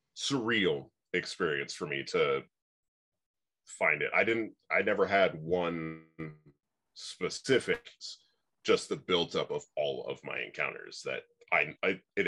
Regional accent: Oregon, United States; I grew up out in Oregon.

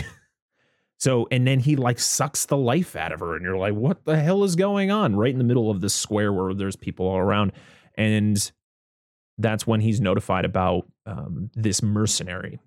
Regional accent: United States; being American

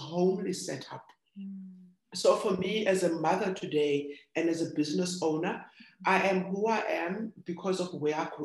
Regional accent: Cape Town, Western Cape, South Africa; I'm born in the township of Kokuletu, which means our pride

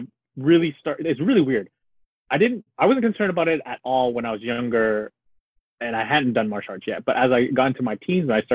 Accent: Canada; I grew up in Canada

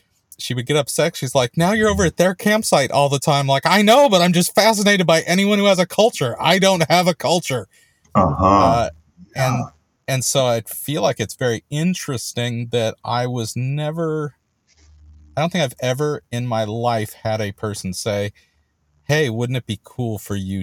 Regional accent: California, United States; I was born and raised in California

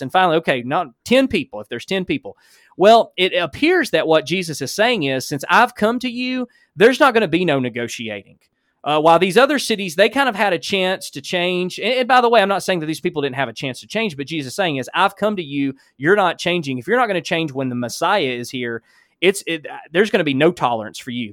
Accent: Alabama, United States; accent: Alabama; that's my Alabama accent

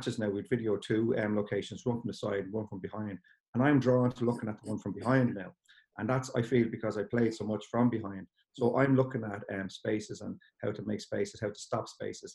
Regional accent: Balbriggan, Leinster, Ireland; moved away as an adult; also born or lived in County Louth; I'm from Balbriggan originally, so I was always kind of knocking around a few Dublin underage teams

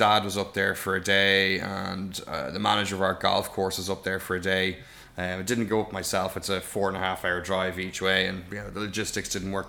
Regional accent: Ireland; very proud as an Irishman that it looked so good

